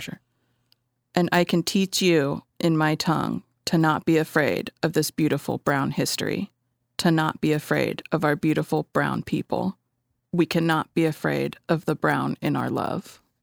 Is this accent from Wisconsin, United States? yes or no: no; Southern California, United States; also born or lived in Denver, Colorado; now in San Francisco Bay Area, United States; I was born there, and then when I was seven, we moved back to California. So, I grew up in Southern California.